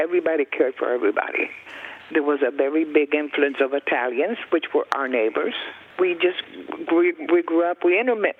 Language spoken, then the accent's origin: English; Tampa, Florida, United States; I was born in Ybor City in 1931 till I got married, let me see, in the 60s. I left the city in around the 70s.